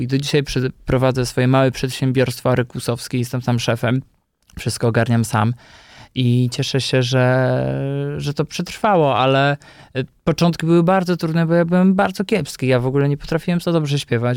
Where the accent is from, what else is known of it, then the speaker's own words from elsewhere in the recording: Podkarpacie, Subcarpathian Voivodeship, Poland; now in Warsaw, Poland; Ja jestem, y, chłopakiem, który pochodzi z prowincji, z Podkarpacia i przez wiele lat przyjeżdżając tutaj do Warszawy, może trochę wstydziłem się tego pochodzenia, że jestem z wioski